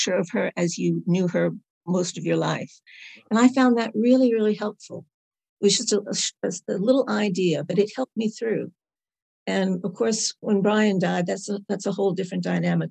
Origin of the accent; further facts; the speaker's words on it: New York, United States; moved away as an adult; also born or lived in Carlisle, England; now in Carlisle area, United Kingdom; I am originally from New York. And now I live in a beautiful little village south of Carlisle with more sheep than people